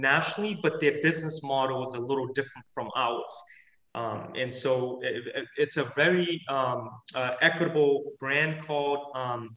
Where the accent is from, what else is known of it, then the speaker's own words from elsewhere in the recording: United States; growing up in America and going through, you know, education here.